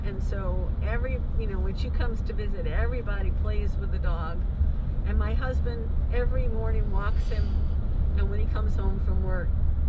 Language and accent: English; New York, United States; now in Baltimore, United States; I grew up in New York, very close to the Hudson River.